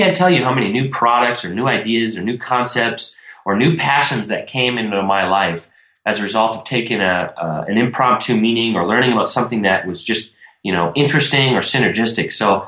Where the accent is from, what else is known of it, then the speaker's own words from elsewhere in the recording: Minnesota, United States; I grew up in Minnesota. I'm 28 now, and I'm newly retired 2 months ago.